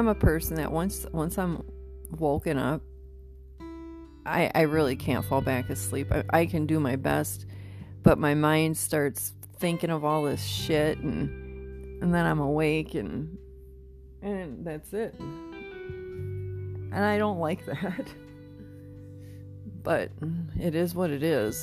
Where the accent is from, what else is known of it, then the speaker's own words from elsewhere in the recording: Midwest, United States; moved away; I come from the Midwest